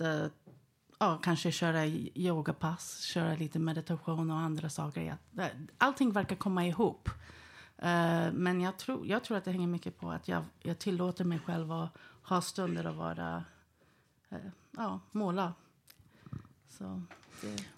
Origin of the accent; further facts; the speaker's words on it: Sweden; jag var född i Sverige